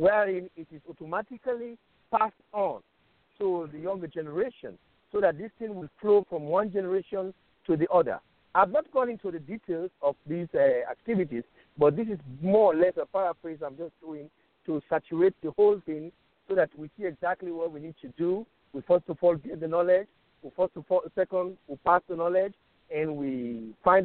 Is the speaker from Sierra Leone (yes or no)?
yes; Sierra Leone; I'm from Sierra Leone